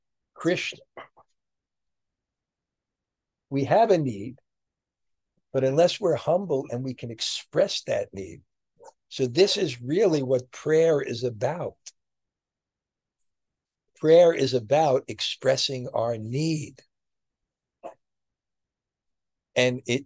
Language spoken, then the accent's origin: English; New York, United States; moved away; I'm from New York